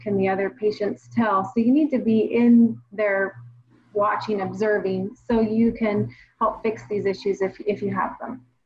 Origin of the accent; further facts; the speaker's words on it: Washington, United States; I'm from the Northwest, born and raised here in Washington State